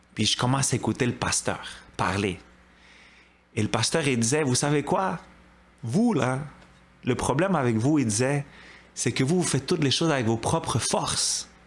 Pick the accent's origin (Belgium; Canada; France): Canada; Montreal, Quebec; j'ai grandi à Côte-des-Neiges.